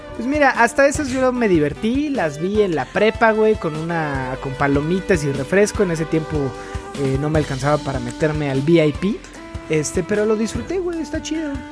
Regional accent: Mexico; como mexicanos

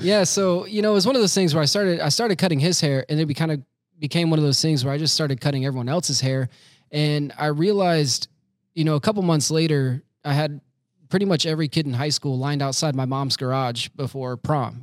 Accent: Winter Haven, Florida, United States; now in Orlando, United States; I was born and raised in Florida, Winter Haven, Florida, which is pretty much like the belly button of Florida

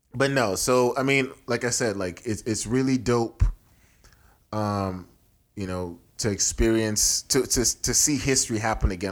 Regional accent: Nigeria; also born or lived in Houston, Texas / Nebraska; now in United States; it's my home country

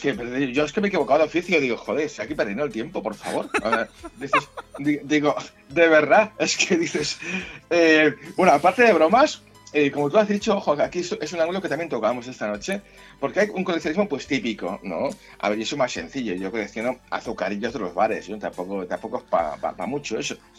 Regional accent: Catalonia, Spain; yo soy catalán

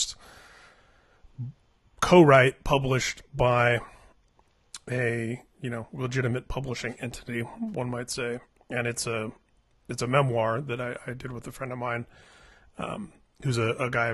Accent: Indianapolis, Indiana, United States; now in California, United States; while I've lived in California for the last 20 years, I was born and raised in Indianapolis

